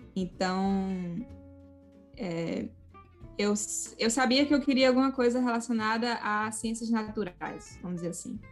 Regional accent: Natal, Rio Grande do Norte, Brazil; moved away as an adult; eu sou de Natal

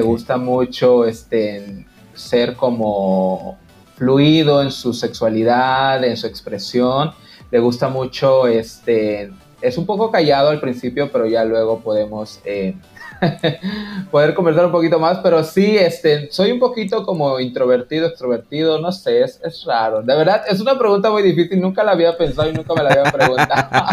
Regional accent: Quintana Roo, Mexico; soy de Quintana Roo

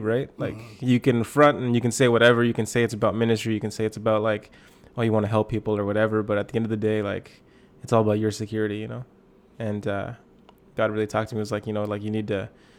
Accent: Lower Mainland, British Columbia, Canada; moved away as an adult; now in Kelowna, Canada; I'm from Lower Mainland. I kind of grew up there. I pastor in Kelowna, BC now.

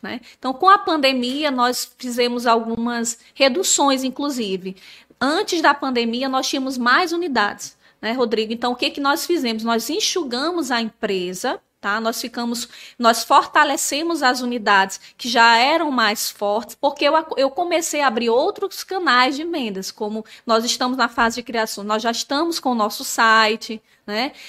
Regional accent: São Luís, Maranhão, Brazil; moved away; also born or lived in Natal; eu nasci em Natal, mas nós morávamos em São Luís do, do, Maranhão

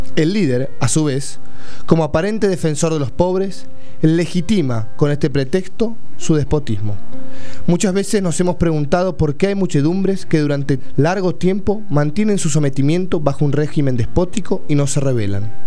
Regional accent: Argentina

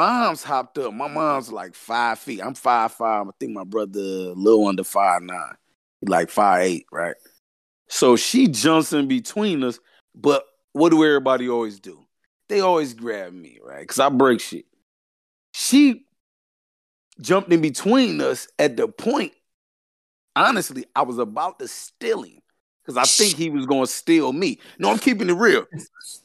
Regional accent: the South, United States; I'm from the South

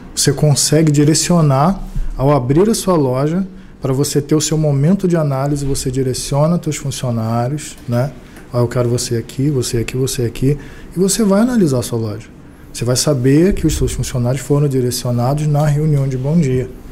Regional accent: Ubá, Minas Gerais, Brazil; now in Rio de Janeiro, Brazil; eu sou de Ubar, né? Minha família ela vem de Minas e tudo. Não é, não é a pessoa de fora que está indo para lá, não. Eu estou retornando.

